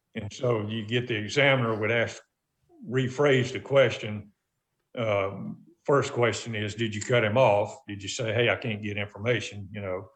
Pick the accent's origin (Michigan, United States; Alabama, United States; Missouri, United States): Alabama, United States; Montgomery; my childhood in Montgomery, Alabama